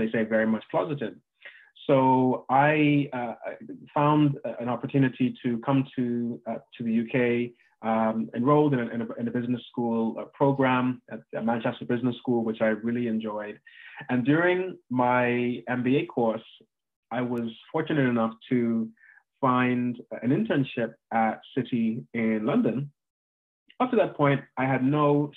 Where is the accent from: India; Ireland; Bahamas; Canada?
Bahamas; moved away as an adult; also born or lived in United States; I'm from the Bahamas originally. And I was born there. I went to high school there and went to university in the US